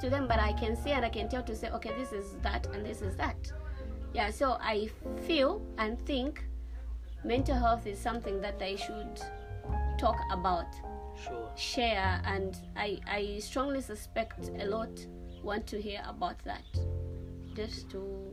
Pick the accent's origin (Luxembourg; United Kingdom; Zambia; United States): Zambia; I am a Zambian model and I'm a full-time actor